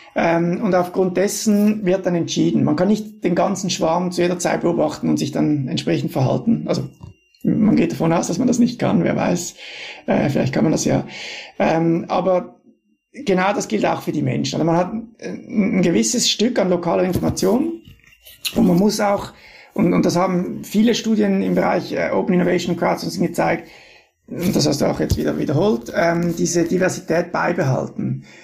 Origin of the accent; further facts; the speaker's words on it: Switzerland; als Schweizer